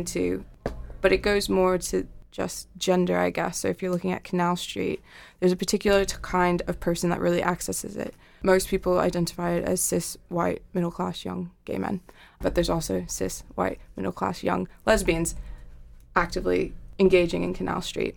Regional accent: New York, United States; moved away as an adult; also born or lived in Ithaca, New York; now in Manchester, United Kingdom; I'm from New York

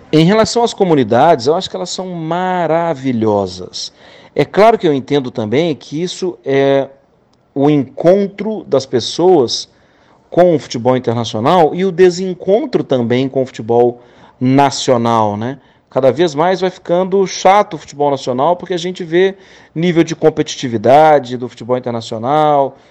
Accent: Minas Gerais, Brazil; eu como mineiro

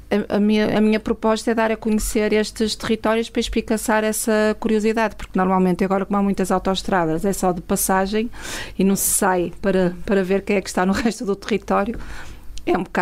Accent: Mesão Frio, Vila Real District, Portugal; also born or lived in Oeiras / Matosinhos; nasci em Oeiras por circunstância, os meus pais foram para lá trabalhar, depois foram viver para o Porto e Matosinhos, que é, é onde ainda estão, mas quando me perguntam de onde é que eu sou, digo sempre que sou de Mesão Frio.

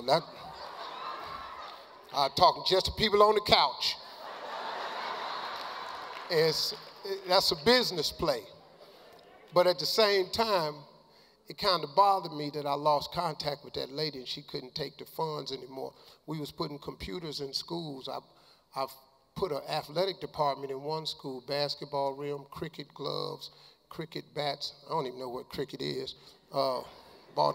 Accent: United States; I'm from America

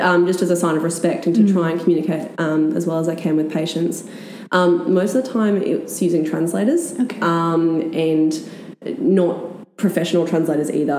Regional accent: Australia; coming in as a as an Australian

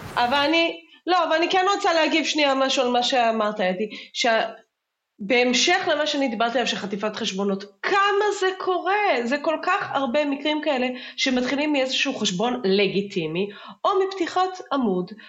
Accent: Israel

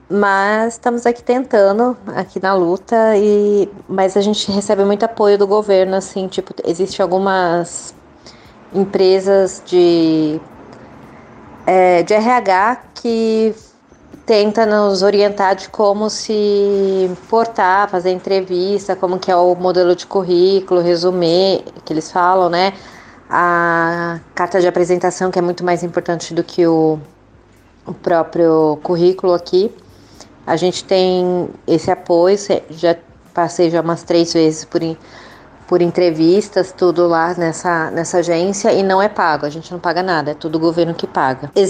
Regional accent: Brazil; now in Canada; Nós somos brasileiros que formadas em RI e nos mudamos para o Canadá, imigramos e ainda estamos no processo de imigração

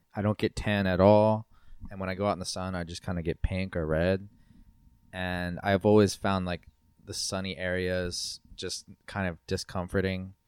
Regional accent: East Coast, United States; a white American from the East Coast

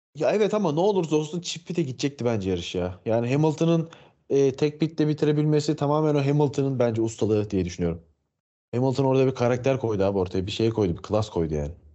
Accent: Turkey; yirmi yedi yıldır Türk'üm

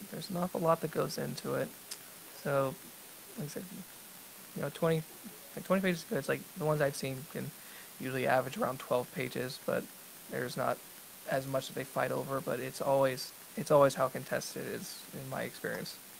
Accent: Texas, United States; I grew up in Texas

